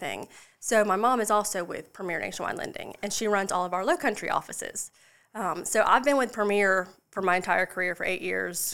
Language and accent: English; Charleston, South Carolina, United States; moved away as an adult; also born or lived in Florida; now in Lexington, United States; I was born and raised in Charleston, just outside the Somerville Goose Creek area